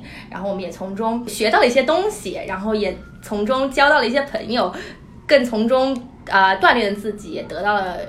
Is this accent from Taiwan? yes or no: yes; Taiwan; accent: Taiwanese accent; moved away as an adult; now in United States; 就土生土长台湾人，本土